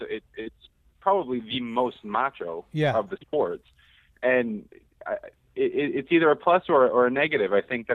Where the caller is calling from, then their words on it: Quincy, United States; from Quincy.